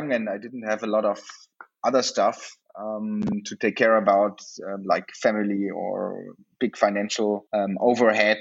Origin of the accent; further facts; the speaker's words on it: Germany; also born or lived in South Africa; I come from Germany